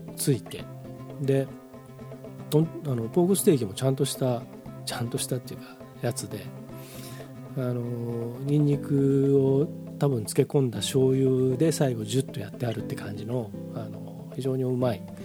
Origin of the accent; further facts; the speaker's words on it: Hamamatsu, Shizuoka, Japan; moved away; 僕の実家の方もあの避難勧告とかなんか警報が出て携帯のあのアラームが鳴りっぱなしだったという話を聞きましたけれどもまああの冠水するとねあのうちの近所もそうなんですけど街中も冠水するとえらいことになるんですよ浜松って。